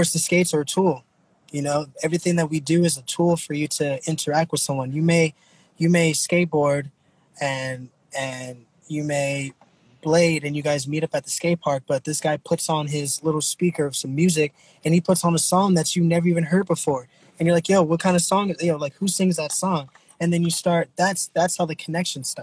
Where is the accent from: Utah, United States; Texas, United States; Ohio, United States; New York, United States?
Texas, United States; now in Oakland, United States; I'm originally from here, from Oakland. I was born here, and then I was raised in Texas